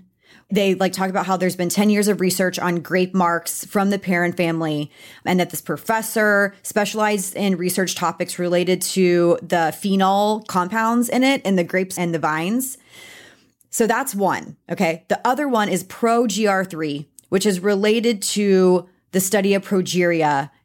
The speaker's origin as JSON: {"language": "English", "region": "Texas", "country": "United States", "said": "I'm a Texan"}